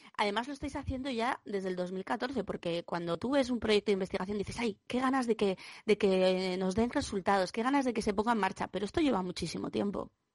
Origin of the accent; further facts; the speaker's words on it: Asturias, Spain; como asturiana